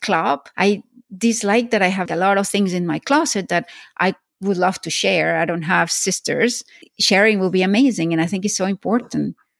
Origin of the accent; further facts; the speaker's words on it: Venezuela; moved away; also born or lived in Spain / Florida / Switzerland / London; I was born in Spain, grew up in Venezuela. I went to Florida, then I went to Switzerland and London and here